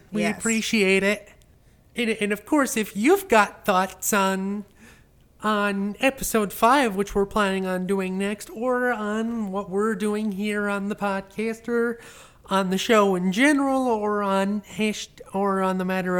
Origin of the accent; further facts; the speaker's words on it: New York, United States; As a New Yorker, I always have to go to JFK to travel.